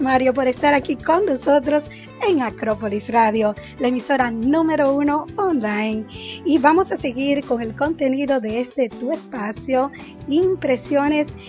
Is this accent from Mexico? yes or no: no; Dominican Republic; now in Orlando, United States; vengo de la República Dominicana